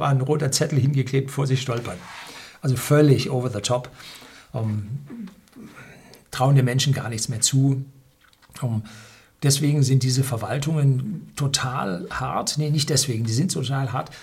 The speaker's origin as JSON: {"language": "German", "country": "Germany", "said": "bei uns in Deutschland"}